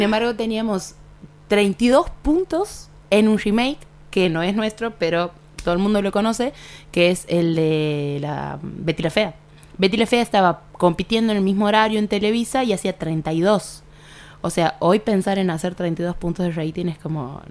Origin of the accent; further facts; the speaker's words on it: Argentina; nosotros como argentinos